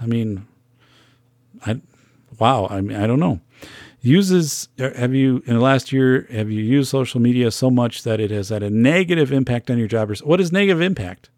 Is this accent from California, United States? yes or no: no; Wisconsin, United States; I'm from Wisconsin